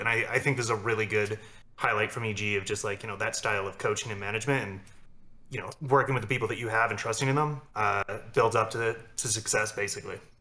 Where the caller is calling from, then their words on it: Denver, Colorado, United States; I'm calling in from Denver